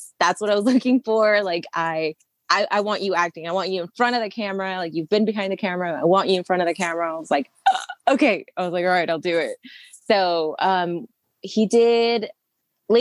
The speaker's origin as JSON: {"language": "English", "town": "El Monte", "region": "California", "country": "United States", "tie": "born or raised there", "said": "I grew up in Los Angeles"}